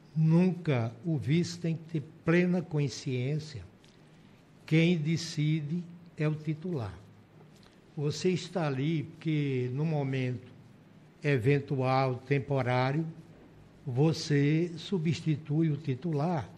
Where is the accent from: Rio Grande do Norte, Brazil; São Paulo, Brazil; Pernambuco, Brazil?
Pernambuco, Brazil; São José do Egito; moved away as an adult; now in Roraima, Brazil; fui vereador duas vezes em São José do Egito, minha cidade natal.